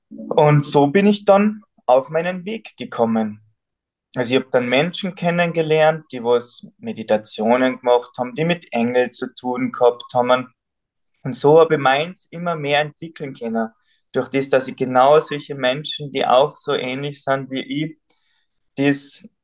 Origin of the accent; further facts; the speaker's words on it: Salzburg, Austria; Also gebürtig komme ich aus Salzburg, vom Berg, Bergbauer, auf über 1000 Meter, da bin ich aufgewachsen.